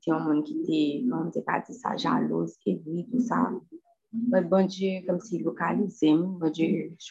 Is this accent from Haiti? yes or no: yes; Haiti; parce que je viens d'Haïti